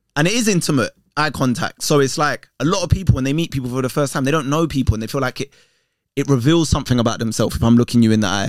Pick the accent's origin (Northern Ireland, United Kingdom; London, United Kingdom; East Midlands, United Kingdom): London, United Kingdom; I grew up in Tottenham with Green